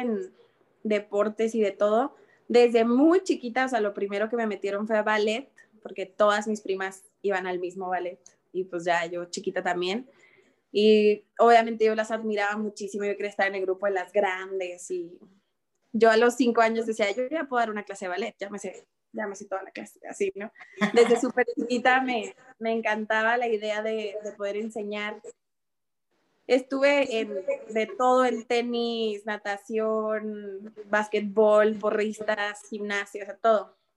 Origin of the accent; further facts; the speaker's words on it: Ciudad Juárez, Chihuahua, Mexico; soy de Ciudad Juárez